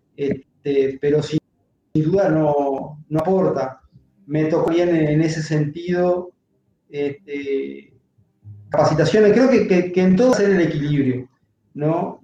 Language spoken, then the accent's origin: Spanish; Uruguay; yo en mi país